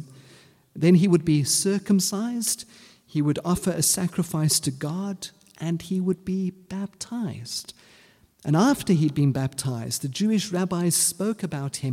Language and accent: English; South Africa; first language English; moved away; When I came out of high school, I wasn't quite sure exactly what I wanted to do, and the South African government had a wonderful program for those who didn't know what to do. It was called the Defence Force.